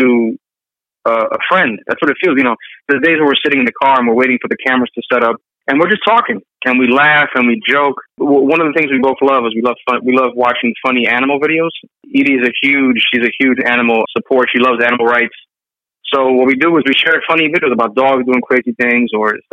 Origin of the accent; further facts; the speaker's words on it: New York City, New York, United States; I'm from New York City